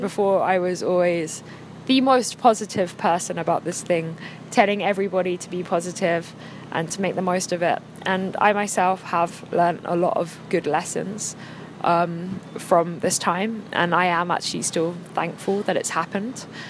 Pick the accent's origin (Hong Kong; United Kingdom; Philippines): United Kingdom; England; now in China; I'm English